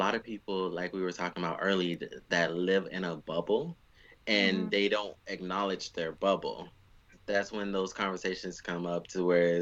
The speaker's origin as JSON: {"language": "English", "country": "United States", "said": "Me as an American"}